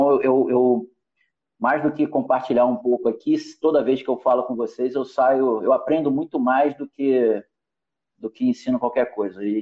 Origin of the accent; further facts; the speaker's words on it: Rio de Janeiro, Brazil; carioca, eu costumo dizer que a minha